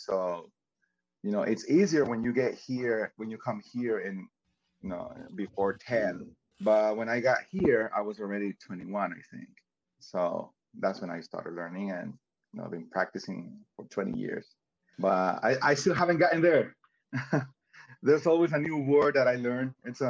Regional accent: El Salvador; English is a second language; moved away as an adult; now in Miami, United States; I am from El Salvador. I was born and raised in El Salvador.

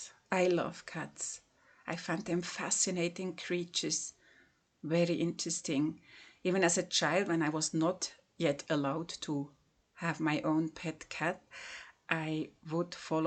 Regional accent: Switzerland; from Switzerland.

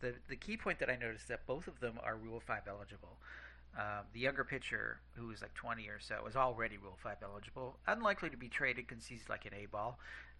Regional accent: Fremont, California, United States; my hometown, Fremont, California.

